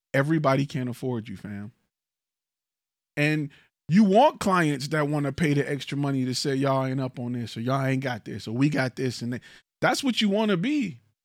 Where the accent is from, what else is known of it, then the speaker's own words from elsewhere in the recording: Detroit, Michigan, United States; now in Houston, United States; I'm from Detroit, right? In my neighborhood, we had a gun shop